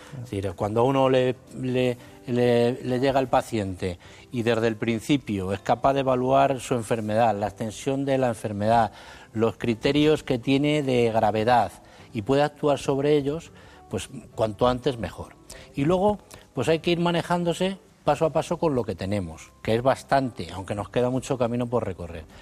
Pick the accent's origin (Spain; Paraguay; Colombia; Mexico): Spain; Arévalo, Castile and León; soy de Ávila, aunque la familia es segoviana